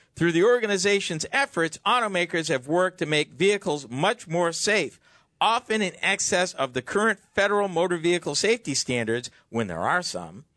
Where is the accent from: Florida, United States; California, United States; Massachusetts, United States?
Massachusetts, United States; my home state of Massachusetts